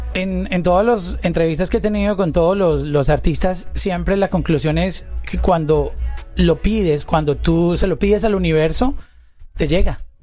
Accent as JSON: {"language": "Spanish", "country": "Colombia", "said": "Yo soy colombiano"}